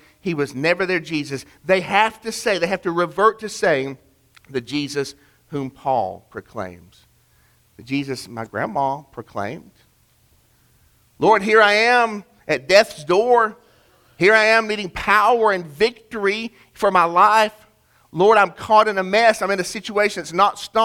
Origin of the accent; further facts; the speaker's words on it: Chattanooga, Tennessee, United States; my hometown of Chattanooga